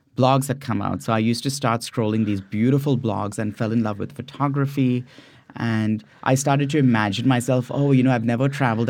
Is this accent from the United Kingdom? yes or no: no; India; moved away as an adult; also born or lived in San Francisco Bay Area, California; now in California, United States; growing up in India